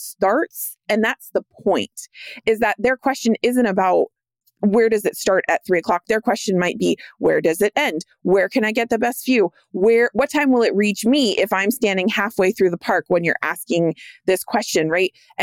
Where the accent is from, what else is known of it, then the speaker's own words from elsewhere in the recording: California, United States; I grew up in California.